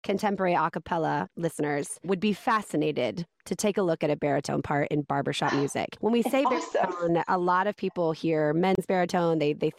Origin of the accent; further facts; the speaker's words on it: Indiana, United States; now in Florida, United States; Indiana, born and raised.